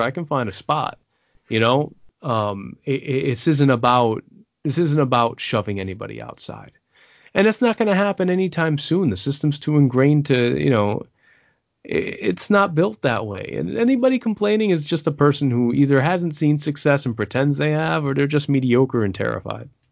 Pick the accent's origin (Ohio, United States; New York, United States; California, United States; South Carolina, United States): New York, United States; New York City; also born or lived in San Antonio, Texas; I was born out of the Air Force Base in San Antonio. I was raised in the Bronx. I'm New Yorican